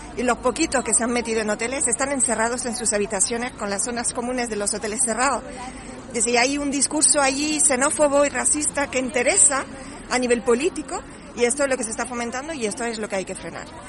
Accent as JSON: {"language": "Spanish", "country": "France", "moved": "yes", "lives_now": "Lanzarote, Spain", "said": "soy francesa"}